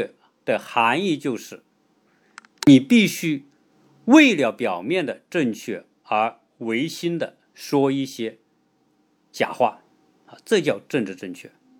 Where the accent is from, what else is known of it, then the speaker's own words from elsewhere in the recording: China; 哎，我们从中国来的到其他这些西方国家，你会发现很多方面会有很大的差别。